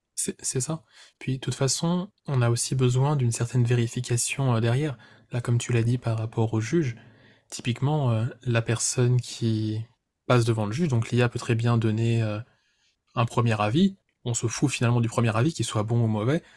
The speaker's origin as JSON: {"language": "French", "country": "France", "said": "en tant que Français, qui parle français"}